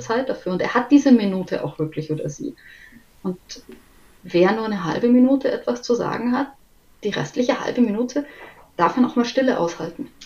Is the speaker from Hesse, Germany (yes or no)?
no; Munich, Bavaria, Germany; ich bin aus München